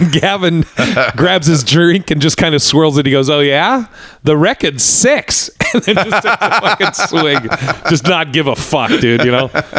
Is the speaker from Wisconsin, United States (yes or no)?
no; Portland, Oregon, United States; So I grew up in Portland. I grew up. My dad played football for the Pats way back in the day. But I grew up in Portland, Oregon.